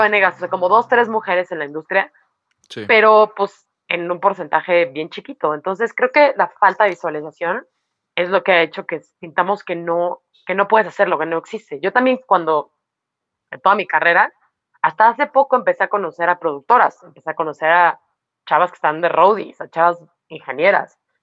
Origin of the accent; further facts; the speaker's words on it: Mexico; somos mexicanas